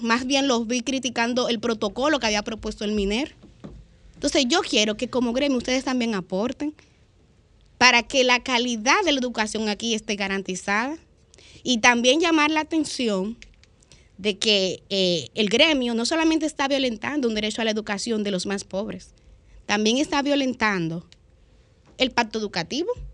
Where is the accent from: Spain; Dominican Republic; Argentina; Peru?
Dominican Republic